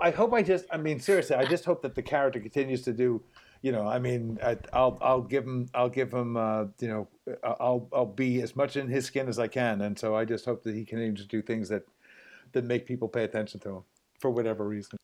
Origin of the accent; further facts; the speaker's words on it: New York City, New York, United States; also born or lived in Hawaii; now in Los Angeles, United States; I grew up in New York City